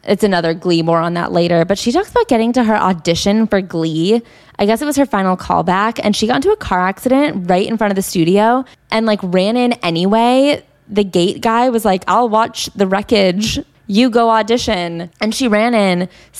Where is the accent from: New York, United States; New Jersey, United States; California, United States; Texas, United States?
New York, United States; New York City; I grew up with crossdressers in New York City.